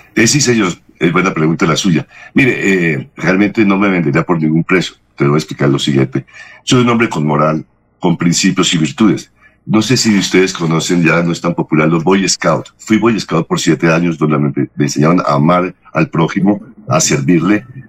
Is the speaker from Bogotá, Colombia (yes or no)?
yes; Bogotá, Colombia; moved away as an adult; also born or lived in Barranquilla / United States; soy bogotano de nacimiento, nací el día 20 de abril de 1959